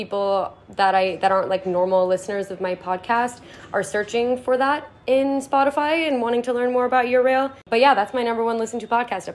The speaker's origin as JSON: {"language": "English", "country": "United States", "said": "we as Americans"}